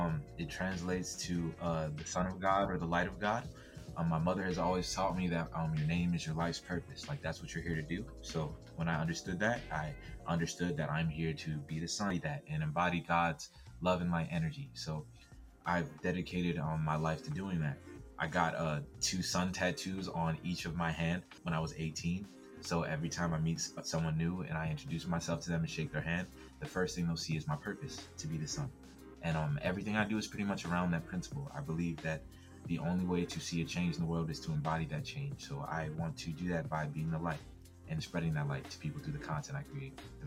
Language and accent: English; Baltimore, Maryland, United States; moved away as an adult; also born or lived in Hackensack, New Jersey / Arkansas; now in Arizona, United States; while I was born in Jersey, I've essentially every school I've went to, my whole family, I've been in Baltimore since I was like 5 or 6 years old. So Baltimore is my home